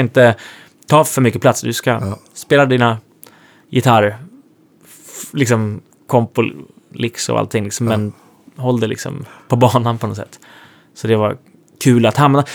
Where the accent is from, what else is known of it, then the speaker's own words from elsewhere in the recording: Sweden; moved away as an adult; now in Nashville, United States; den tiden som jag var hemma i Sverige